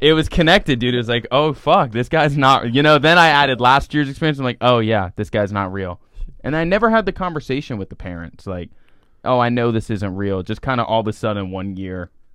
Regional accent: Celebration, Florida, United States; where I'm from, it's called Celebration, Florida.

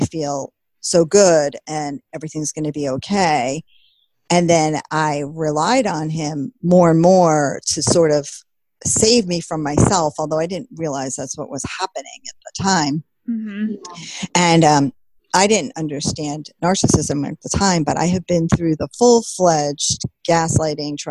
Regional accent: Long Island, New York, United States; now in New England, United States; I'm from Long Island

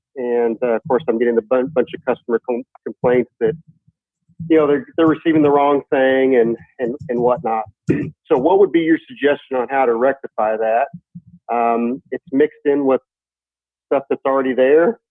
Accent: Fort Worth, Texas, United States; I'm from Fort Worth, Texas

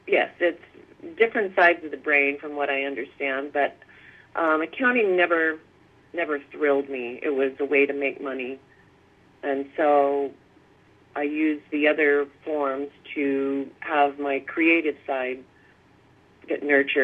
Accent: Fairbanks, Alaska, United States; also born or lived in California / Massachusetts; Well, I grew up a few years in California. My father was in the Air Force. And then shortly after that, California, we moved to Massachusetts. And then we moved to Fairbanks, Alaska for many, many yea

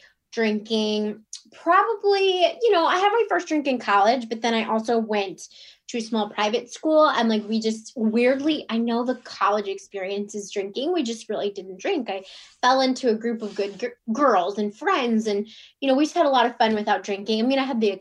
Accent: Cleveland, Ohio, United States; now in Virginia, United States; I'm from Cleveland, Ohio, and currently I live in Virginia

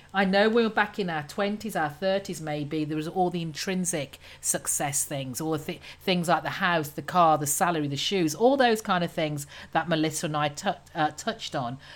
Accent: United Kingdom; obviously being British

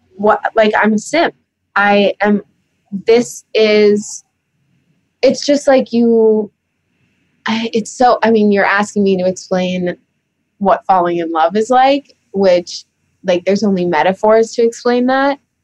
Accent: New York City, New York, United States; growing up in New York City

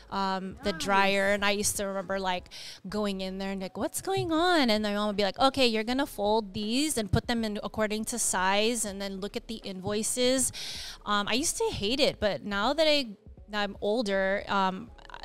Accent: Diamond Bar, California, United States; also born or lived in Los Angeles, California; I was born in Los Angeles and I grew up in Diamond Bar

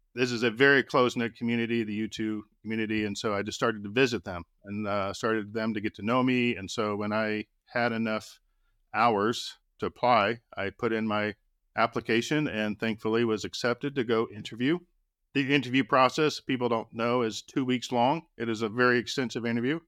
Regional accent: Austin, Texas, United States; When I was a kid growing up in Austin, Texas

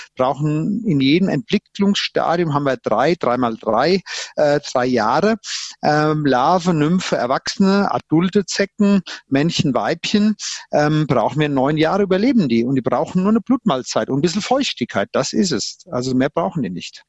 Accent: near Limburg an der Lahn, Central Hesse, Germany; now in Bavaria, Germany; bin aus Mittelhessen, aus der Nähe von Limburg an der Lahn, Frankfurt und wir hatten früher immer Schnee und Winter und Eis

